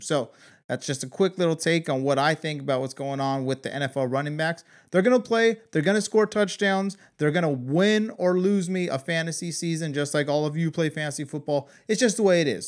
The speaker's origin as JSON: {"language": "English", "region": "Southern California", "country": "United States", "moved": "yes", "lives_now": "Kansas, United States", "said": "I'm from Southern California"}